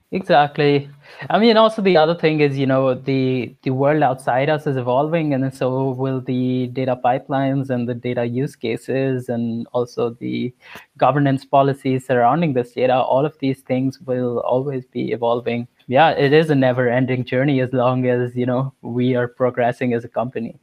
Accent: India; moved away as an adult; I'm from India

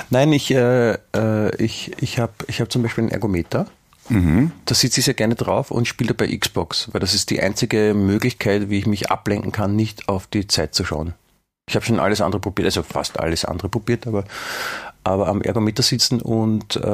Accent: Germany; Ich habe dir vorher schon erklärt, ich als Deutscher darf das.

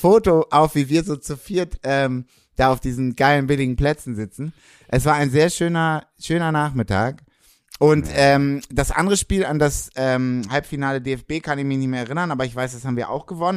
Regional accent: Hamburg, Germany; Ich bin Hamburger Jung, ich bin St. Pauli Jung

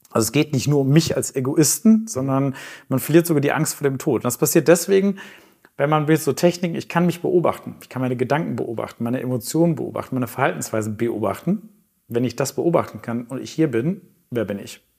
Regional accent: Hamburg, Germany; Okay, ich bin Hamburger, ich wohne in Winterhude

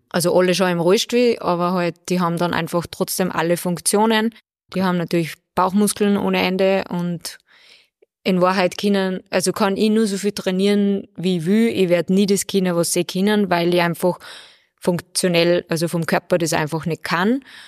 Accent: Bad Ischl, Upper Austria, Austria; Also ich bin ja aus Bad Ischl

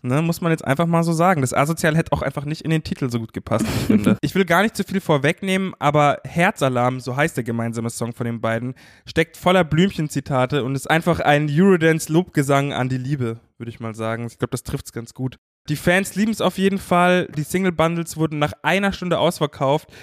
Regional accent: Munich, Bavaria, Germany; ich als Münchner

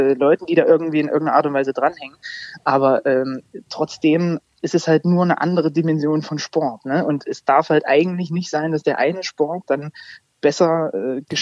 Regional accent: Zwickau, Saxony, Germany; born there; Als mhm. gebürtiger Zwickauer darf ich sowas sagen.

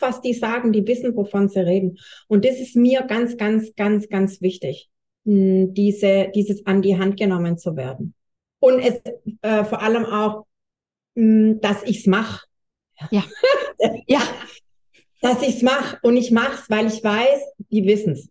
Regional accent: Swabia, Baden-Württemberg, Germany; accent: Swabian; ja ich bin Schwabe, hört man wahrscheinlich

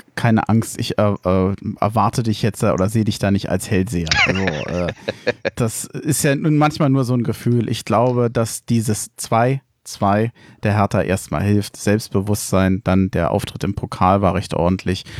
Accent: Berlin, Germany; moved away as an adult; now in Frankfurt am Main, Germany; Ich komme ursprünglich aus Berlin-Reinickendorf. Mich hat es vor mittlerweile 13 Jahren aus beruflichen Gründen nach Frankfurt am Main verschlagen.

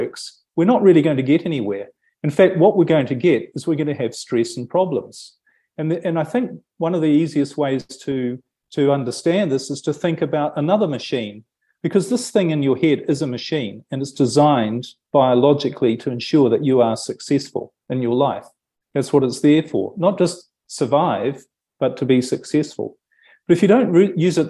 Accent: New Zealand; moved away as an adult; I'm from New Zealand originally

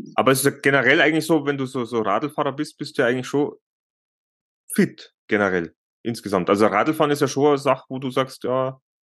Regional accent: Germany; bei uns in Deutschland

